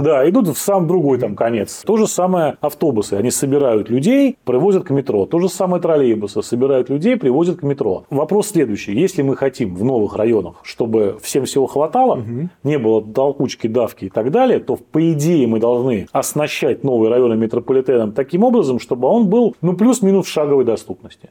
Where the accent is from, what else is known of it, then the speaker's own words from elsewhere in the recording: Saint Petersburg, Russia; как коренной петербуржец